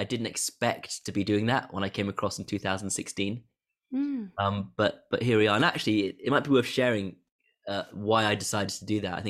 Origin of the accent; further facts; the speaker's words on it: Hong Kong; also born or lived in Wales; But I was born in Wales, but I've spent over half my life growing up and working in Hong Kong, where I originally went out there to do law.